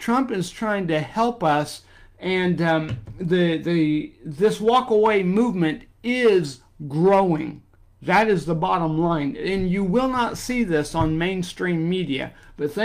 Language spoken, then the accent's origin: English; Indiana, United States; my home state of Indiana